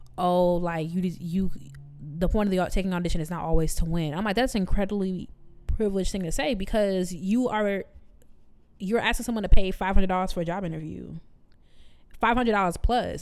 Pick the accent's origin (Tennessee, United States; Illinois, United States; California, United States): Illinois, United States; Chicago; now in Memphis, United States; I'm from Chicago